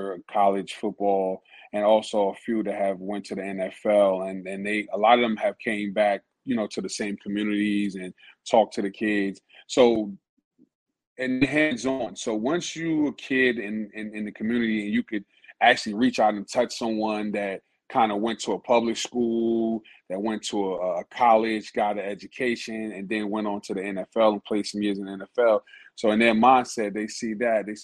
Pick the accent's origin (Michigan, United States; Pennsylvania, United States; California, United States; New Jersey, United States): New Jersey, United States; we're from Jersey